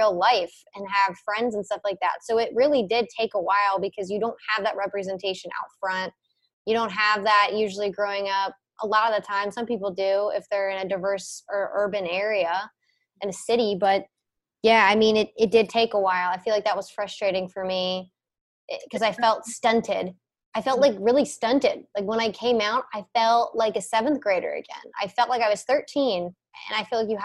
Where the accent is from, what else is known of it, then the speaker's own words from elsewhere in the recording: Cincinnati, Ohio, United States; moved away; I'm from Cincinnati. I literally lived. I just moved. I lived right by the zoo.